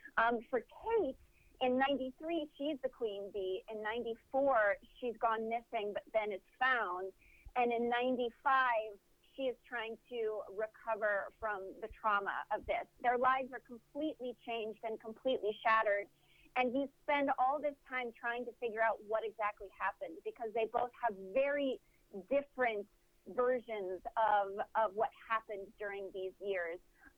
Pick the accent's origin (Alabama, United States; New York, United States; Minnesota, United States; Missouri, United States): New York, United States; Stony Brook; moved away; I had a beautiful childhood growing up in Stony Brook. I love Long Island.